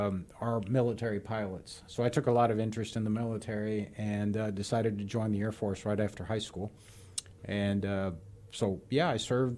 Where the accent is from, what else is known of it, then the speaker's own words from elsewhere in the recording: Havana, Cuba; born there; Correct. I was born in Havana.